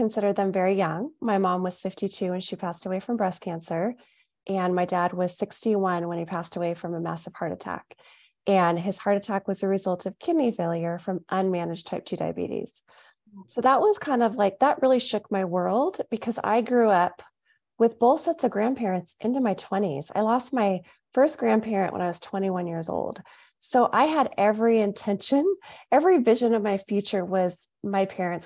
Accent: Southern California, United States; moved away as an adult; now in Phoenix, United States; I'm originally from Southern California, we moved to Phoenix about 5 years ago

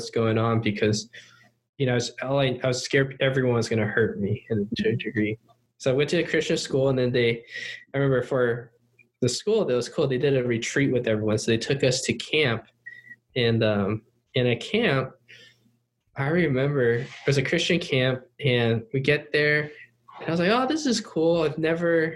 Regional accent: Cupertino, California, United States; English is a second language; also born or lived in Upland, California / Taiwan / Hong Kong / China; we moved to California to, I think, Cupertino, California, which is the home of Apple and all that stuff. And moved there in 1995 or 96

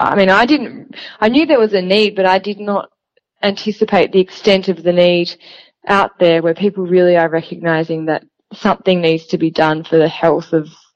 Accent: northern Tasmania, Australia; as a young girl, I grew up on a farm in northern Tassie

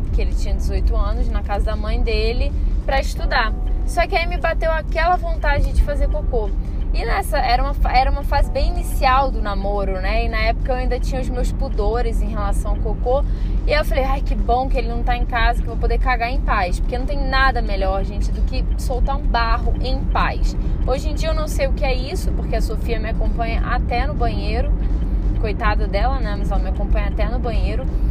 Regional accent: Rio de Janeiro, Brazil; moved away as an adult; now in Brasília, Brazil; quando eu vim morar aqui eu era muito mais carioca

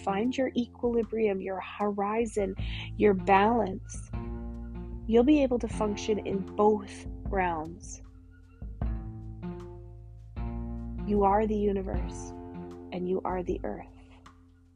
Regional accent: Canada; I'm your Canadian shaman

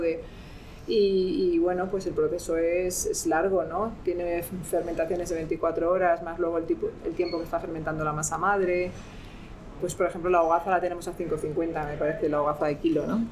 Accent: Extremadura, Spain; romero, que es algo muy eh, particular en mi tierra

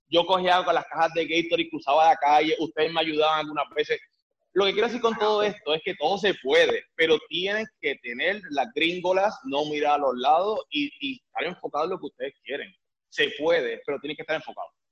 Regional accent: Puerto Rico; moved away as an adult; now in Miami, United States; yo soy de Puerto Rico

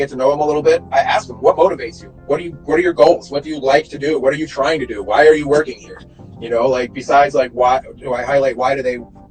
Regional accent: New York, United States; I'm from New York

